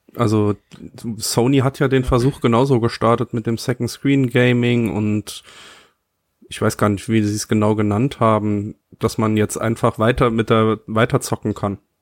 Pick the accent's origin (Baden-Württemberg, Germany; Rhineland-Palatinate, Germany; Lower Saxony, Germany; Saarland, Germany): Saarland, Germany; ich bin Saarländer